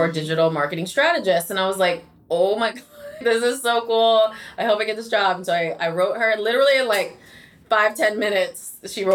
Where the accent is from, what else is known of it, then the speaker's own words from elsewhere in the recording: upstate New York, United States; also born or lived in Silver Spring, Maryland; now in New York City, United States; And then I moved upstate when I was about 10 years old and lived up there up until I moved down to New York City after college